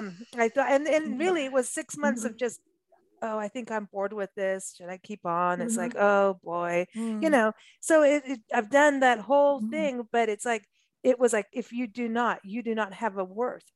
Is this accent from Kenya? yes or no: yes; Kenya; also born or lived in England / South Africa; I grew up in Africa and in Kenya, England, South Africa.